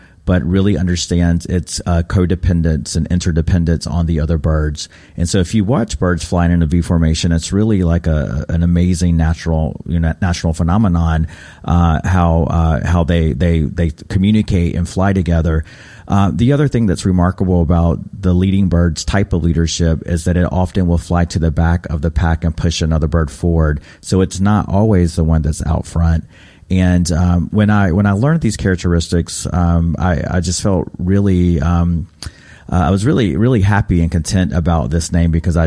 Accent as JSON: {"language": "English", "town": "Raleigh", "region": "North Carolina", "country": "United States", "tie": "born or raised there", "said": "growing up in North Carolina, my identity as a Native has always been quite complicated. We didn't have these types of practices in my home in Raleigh"}